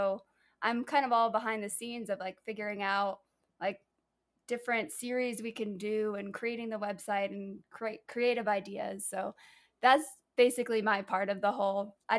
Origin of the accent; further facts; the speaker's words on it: United Kingdom; And then being British in Belize, it's just like, it was just a really interesting, fun experience.